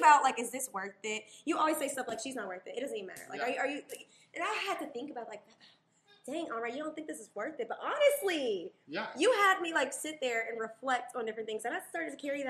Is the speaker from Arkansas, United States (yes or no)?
yes; Little Rock, Arkansas, United States; I'm from Little Rock, Arkansas